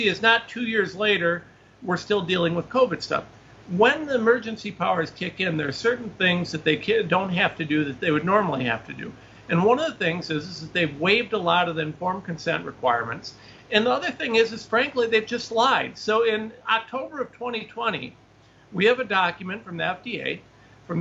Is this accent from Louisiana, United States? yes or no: no; Ohio, United States; I'm just some guy from Ohio